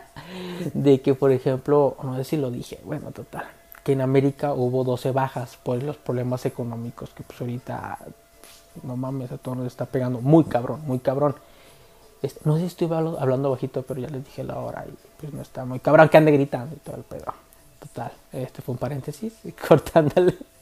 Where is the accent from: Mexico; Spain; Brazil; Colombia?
Mexico; Guadalajara, Jalisco